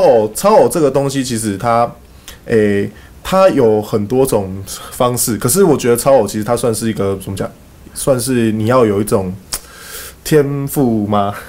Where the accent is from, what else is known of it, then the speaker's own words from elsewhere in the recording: Kaohsiung, Taiwan; also born or lived in Fengshan; 那我是高雄人